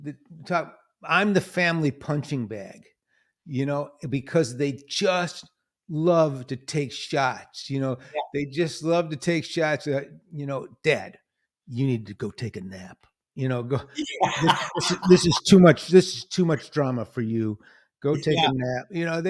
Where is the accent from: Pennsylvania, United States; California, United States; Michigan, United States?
Michigan, United States; Detroit; born or raised there